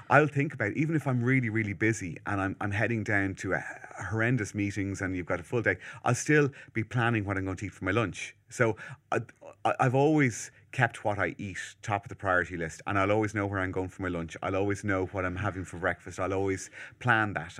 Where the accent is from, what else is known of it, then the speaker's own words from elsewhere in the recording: Malahide, Leinster, Ireland; where I'm from Malahide